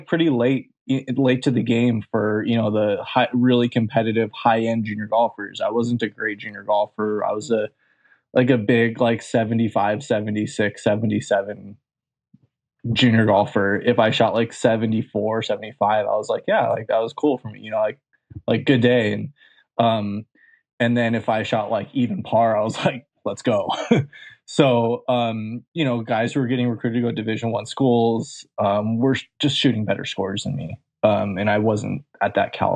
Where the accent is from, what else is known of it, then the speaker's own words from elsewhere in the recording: Santa Monica, California, United States; I'm from Southern California